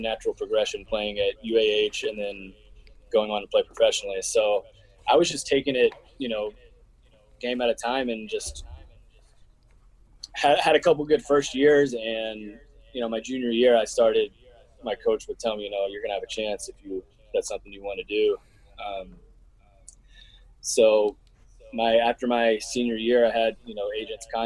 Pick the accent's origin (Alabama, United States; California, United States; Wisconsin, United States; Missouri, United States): Alabama, United States; Hoover; born and raised in Birmingham. A little suburb outside of Birmingham called Hoover